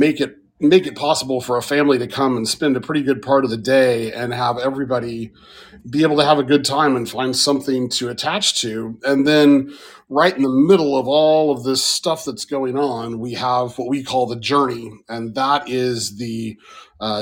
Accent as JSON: {"language": "English", "town": "Tulsa", "region": "Oklahoma", "country": "United States", "tie": "born or raised there", "said": "I was born and raised in Tulsa, lived there most of my life"}